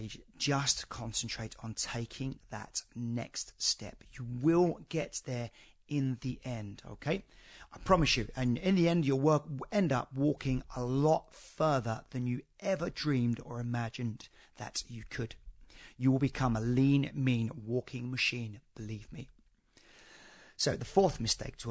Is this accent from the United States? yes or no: no; United Kingdom; I'm a Brit